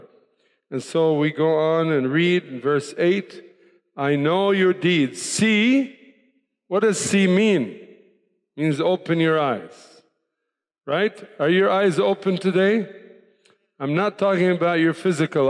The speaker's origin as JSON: {"language": "English", "town": "Tripoli", "region": "North Governorate", "country": "Lebanon", "tie": "born or raised there", "also_born_or_lived": "Cairo, Egypt / Denver, United States", "moved": "as an adult", "said": "I was born, raised in Lebanon, by the way. Many people ask me, where are you from? Well, I'm from Lebanon. Born, raised in the city of Tripoli"}